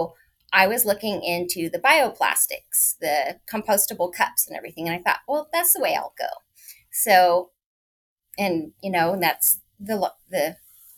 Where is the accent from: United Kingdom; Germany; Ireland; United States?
United States; Northern California; also born or lived in San Diego, California / DC area; I'm originally from Northern California, but I have moved to San Diego